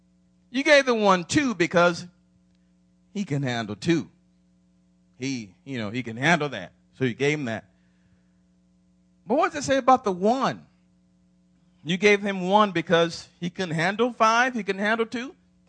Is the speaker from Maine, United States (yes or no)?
no; Atlanta, Georgia, United States; Now, my high school's Atlanta. I'm from Atlanta.